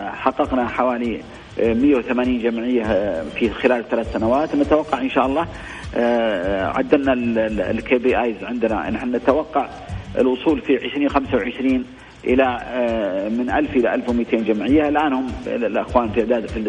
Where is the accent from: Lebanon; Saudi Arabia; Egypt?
Saudi Arabia; عندنا في السعوديه ان احنا نتبع كتاب الله